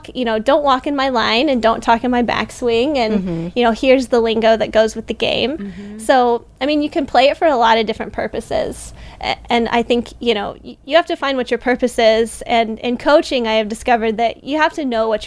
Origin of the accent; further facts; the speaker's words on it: Missouri, United States; I grew up and played in Missouri